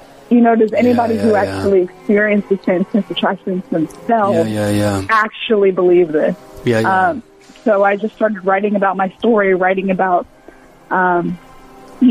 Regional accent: Mobile, Alabama, United States; I'm a Southern maid, born and raised in Mobile, Alabama

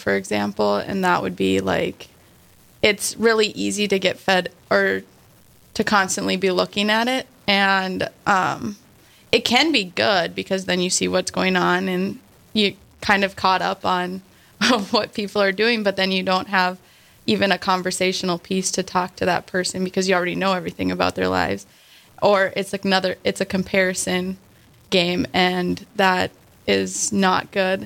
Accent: outside of Bismarck, North Dakota, United States; And I grew up outside of Bismarck, North Dakota.

